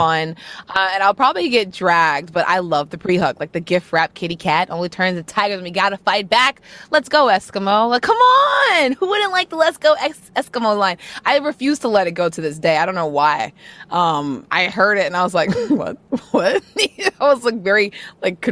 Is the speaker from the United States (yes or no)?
yes; United States; I'm American